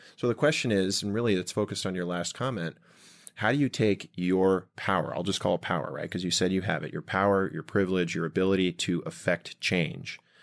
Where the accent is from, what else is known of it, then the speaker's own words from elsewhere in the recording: Rumson, New Jersey, United States; we grew up in Rumson